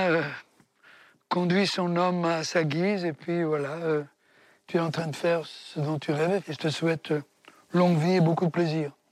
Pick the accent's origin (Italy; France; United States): Italy; Comiso, Sicily; born there; Un Comiso.